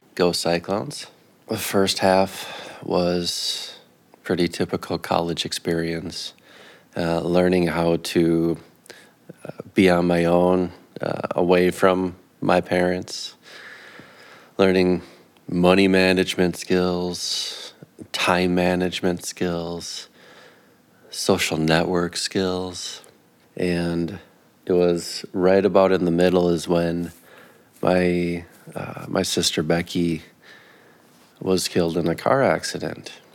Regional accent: Minneapolis, Minnesota, United States; now in Grand Rapids, United States; I grew up in in the Twin Cities

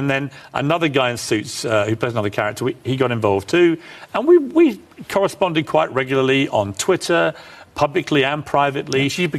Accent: Ireland; now in London, United Kingdom; I'm an Irishman.

